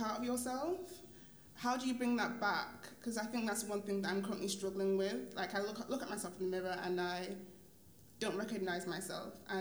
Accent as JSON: {"language": "English", "town": "Manchester", "region": "North West England", "country": "United Kingdom", "moved": "as an adult", "lives_now": "London, United Kingdom", "said": "I moved to London just over a year ago. I'm from Manchester originally"}